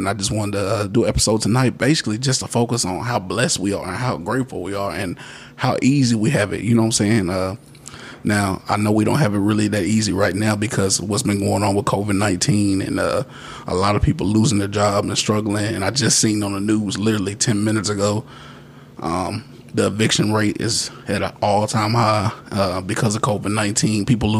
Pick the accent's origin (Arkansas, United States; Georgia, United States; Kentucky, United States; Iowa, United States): Kentucky, United States; Radcliff; not only just in Bowling Green, my hometown where I was raised at in Radcliffe, I've been thinking about getting involved and giving more.